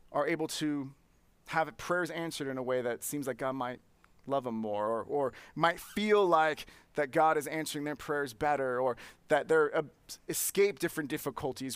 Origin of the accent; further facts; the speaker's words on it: Santa Clara, California, United States; I grew up in Santa Clara